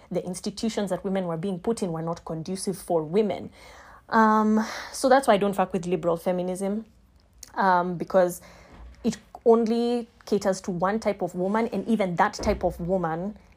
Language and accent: English; Kenya; I am a Kenyan lawyer and I will be answering a few questions on feminism.